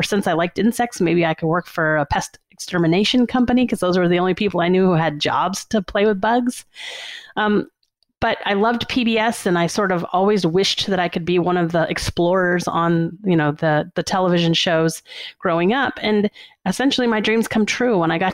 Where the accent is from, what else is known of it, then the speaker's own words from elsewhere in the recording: New Orleans, Louisiana, United States; I grew up in New Orleans, Louisiana